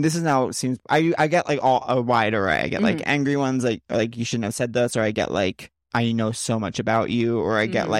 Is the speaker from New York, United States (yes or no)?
yes; East Northport, New York, United States; moved away; I'm from East Northport